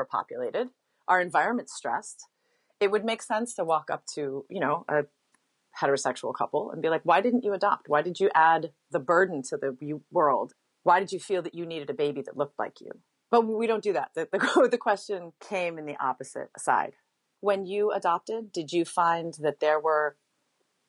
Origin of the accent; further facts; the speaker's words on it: Hawaii, United States; I grew up in Hawaii.